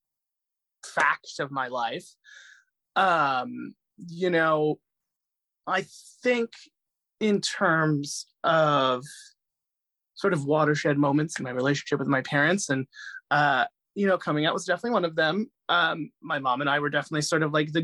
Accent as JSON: {"language": "English", "area": "Fairfield County", "region": "Connecticut", "country": "United States", "tie": "born or raised there", "also_born_or_lived": "Medellin, Colombia", "said": "I grew up in a small town in Connecticut"}